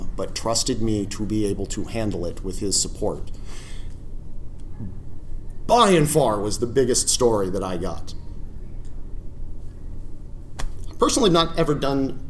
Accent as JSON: {"language": "English", "region": "the South", "country": "United States", "tie": "born or raised there", "said": "I grew up in the South, and I know what that means"}